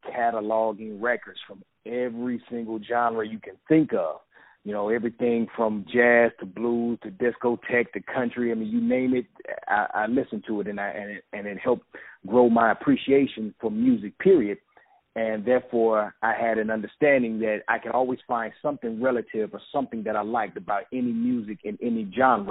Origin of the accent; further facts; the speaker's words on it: East St. Louis, Illinois, United States; I'm from East St. Louis, Illinois, which is right across the bridge from St. Louis, Missouri.